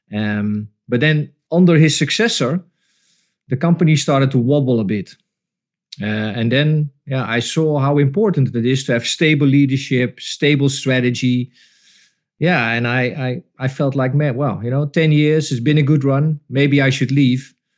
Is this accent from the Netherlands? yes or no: yes; Breda, North Brabant, Netherlands; moved away as an adult; also born or lived in Tilburg / Rotterdam; I come from Breda, so that was around the corner